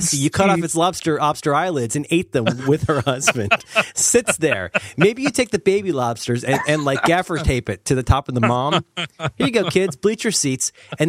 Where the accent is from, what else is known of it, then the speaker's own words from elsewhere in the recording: Cincinnati, Ohio, United States; I'm from Cincinnati